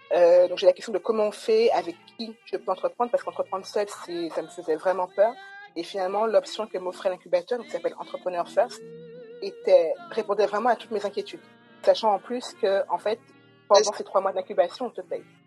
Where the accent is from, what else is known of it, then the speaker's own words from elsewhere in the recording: Guadeloupe; moved away as an adult; also born or lived in Paris; now in France; Donc j'ai grandi en Guadeloupe, j'ai toujours vécu en Guadeloupe